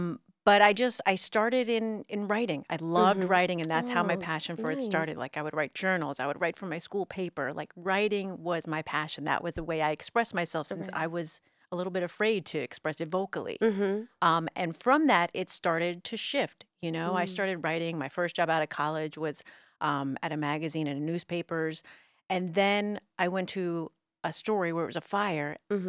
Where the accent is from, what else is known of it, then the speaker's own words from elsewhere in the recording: New York City, New York, United States; accent: New York; Was born, you know, in Bay Ridge, and I grew up in the city and then moved to Jersey. But so my accent was a New York accent.